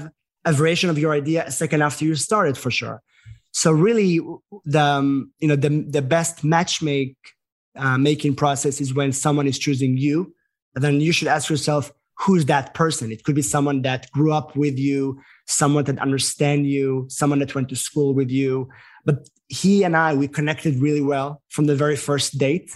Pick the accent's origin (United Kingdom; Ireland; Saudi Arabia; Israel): Israel; moved away as an adult; also born or lived in New York; now in United States; as an American being from Israel